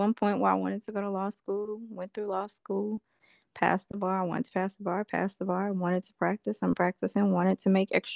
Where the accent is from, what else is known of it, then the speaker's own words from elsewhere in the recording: Ruston-Grambling area, North Louisiana, United States; I am a country girl. And I'm from North Louisiana. I'm actually from the Rustin-Grambling area